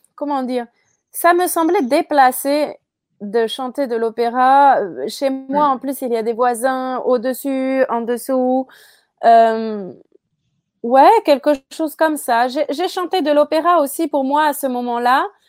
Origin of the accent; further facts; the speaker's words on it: France; moi je suis française